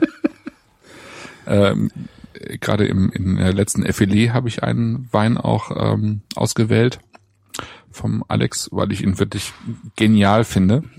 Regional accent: Germany; bei uns in Deutschland

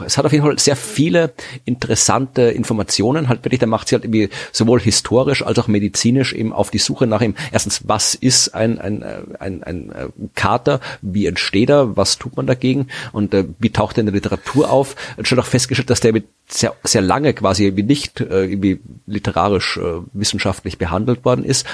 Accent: Austria; als Österreicher

